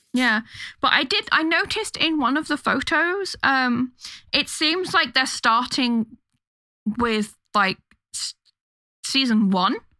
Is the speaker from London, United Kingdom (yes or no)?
yes; London, United Kingdom; London, my hometown